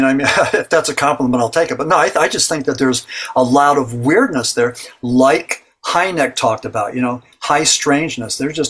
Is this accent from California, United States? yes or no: no; Berwick, Pennsylvania, United States; Berwick, Pennsylvania, my hometown.